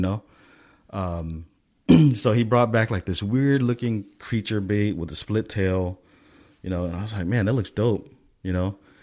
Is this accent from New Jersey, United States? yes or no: no; Stockton, California, United States; now in Southern California, United States; I grew up in Stockton